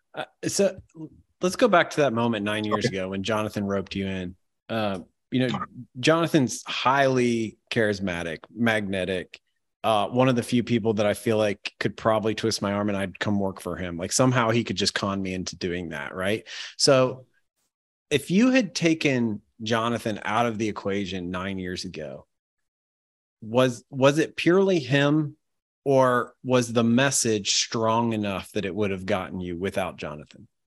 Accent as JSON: {"language": "English", "region": "Ohio", "country": "United States", "said": "I'm from Ohio"}